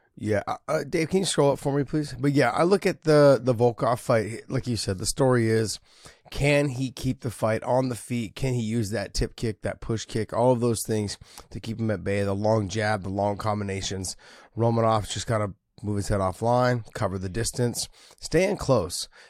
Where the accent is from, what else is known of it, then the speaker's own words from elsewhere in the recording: San Jose, California, United States; San Jose, which is my hometown.